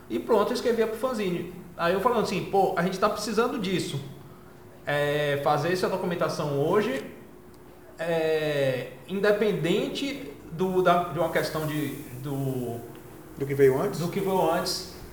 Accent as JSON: {"language": "Portuguese", "town": "Salvador", "region": "Bahia", "country": "Brazil", "said": "eu sou de Salvador, tem um fanzine aqui"}